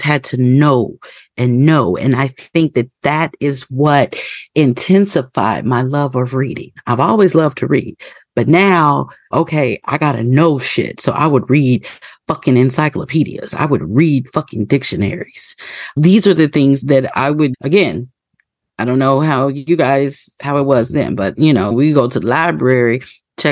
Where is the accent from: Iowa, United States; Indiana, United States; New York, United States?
Indiana, United States; I was born and raised in the Midwest in Indiana